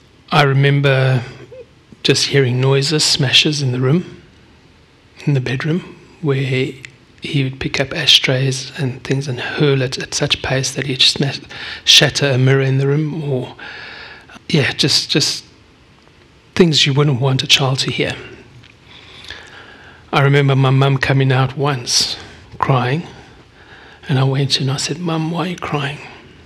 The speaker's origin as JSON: {"language": "English", "country": "South Africa", "tie": "born there", "said": "I was born 55 years ago, on the 17th of July, 1968, in South Africa. My accent does not give that away, but that's okay."}